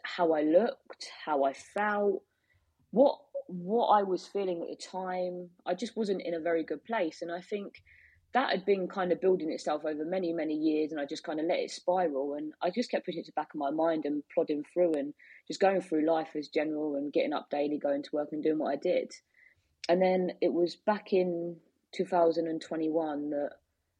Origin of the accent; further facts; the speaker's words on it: Biggleswade, East of England, United Kingdom; I'm from Biggleswade.